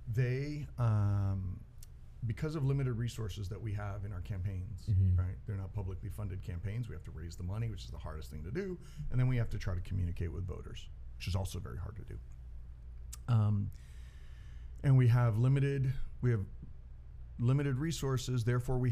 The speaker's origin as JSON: {"language": "English", "country": "United States", "tie": "born or raised there", "said": "I was born in the United States"}